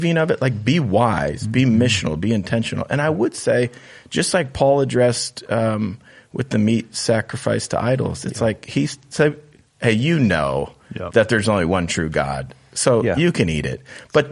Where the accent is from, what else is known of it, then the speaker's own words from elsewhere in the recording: United States; we feel this freedom as American Christians